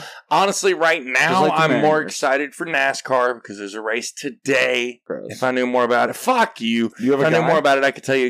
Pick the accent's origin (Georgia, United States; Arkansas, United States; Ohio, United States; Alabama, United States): Arkansas, United States; West Memphis; I was born in West Memphis.